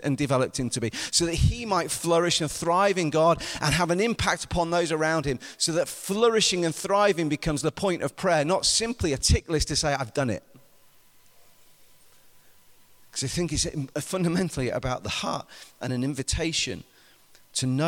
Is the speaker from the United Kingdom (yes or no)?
yes; United Kingdom; I'm British